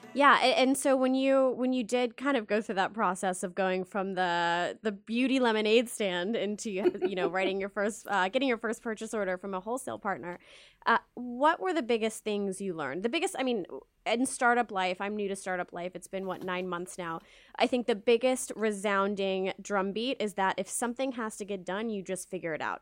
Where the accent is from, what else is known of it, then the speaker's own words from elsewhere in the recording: Dallas, Texas, United States; moved away as an adult; now in New York City, United States; I was born and raised in the South, Texas to be specific